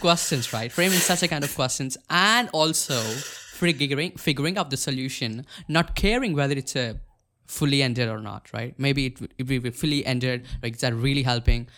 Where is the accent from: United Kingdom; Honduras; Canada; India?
India; I'm from India